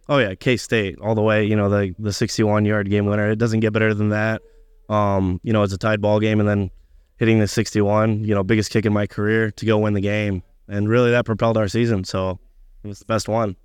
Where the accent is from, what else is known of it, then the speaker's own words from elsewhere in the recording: Indiana, United States; moved away as an adult; I'm from Indiana, but I do have family in Kansas City